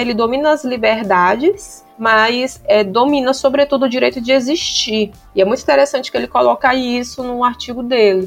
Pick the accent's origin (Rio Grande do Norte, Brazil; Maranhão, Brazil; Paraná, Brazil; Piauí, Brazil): Maranhão, Brazil; Bacabal; eu sou do interior do Maranhão, gente. sou de Bacabal, viu?